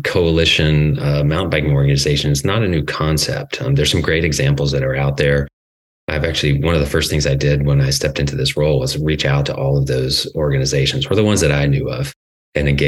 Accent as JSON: {"language": "English", "town": "Atlanta", "region": "Georgia", "country": "United States", "tie": "born or raised there", "also_born_or_lived": "Southwest Colorado", "moved": "as an adult", "lives_now": "California, United States", "said": "I'm originally from Georgia. I grew up in the Atlanta area and went to school there."}